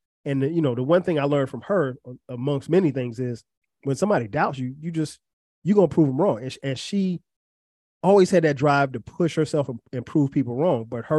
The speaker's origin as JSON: {"language": "English", "town": "Florence", "region": "South Carolina", "country": "United States", "tie": "born or raised there", "said": "Growing up in Florence, South Carolina, I went to a predominantly Black high school."}